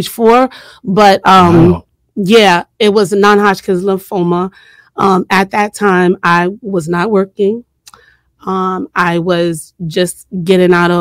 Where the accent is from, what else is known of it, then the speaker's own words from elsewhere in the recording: New York City, New York, United States; I rep Southside Jamaica, Queens all day